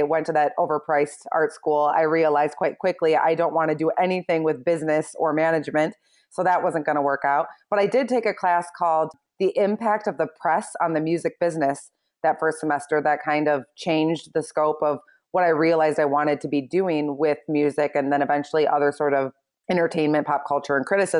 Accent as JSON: {"language": "English", "region": "Michigan", "country": "United States", "tie": "born or raised there", "said": "I had like my own little neighborhood newsletter that I created for myself when I was young, growing up in Michigan."}